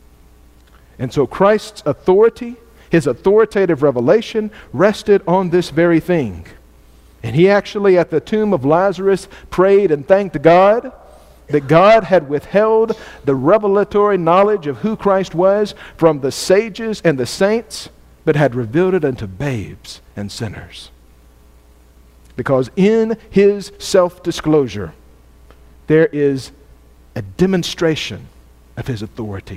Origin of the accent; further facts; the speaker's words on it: United States; I'm an American student